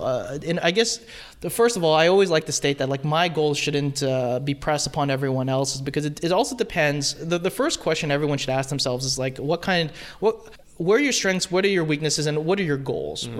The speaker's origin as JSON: {"language": "English", "town": "Fremont", "region": "California", "country": "United States", "tie": "born or raised there", "said": "born and raised in Fremont"}